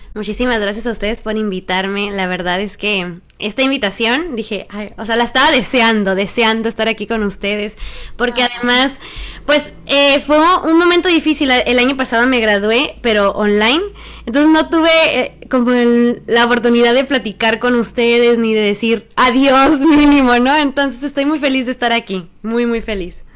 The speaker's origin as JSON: {"language": "Spanish", "town": "Empalme", "region": "Sonora", "country": "Mexico", "tie": "born or raised there", "moved": "yes", "lives_now": "Mexico City, Mexico", "said": "yo soy originaria de Empalme, Sonora"}